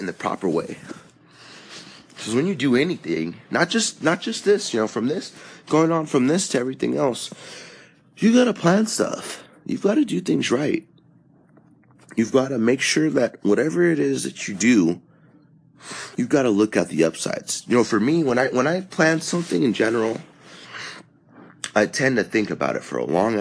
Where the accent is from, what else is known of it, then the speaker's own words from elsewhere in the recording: California, United States; now in Texas, United States; I am from California normally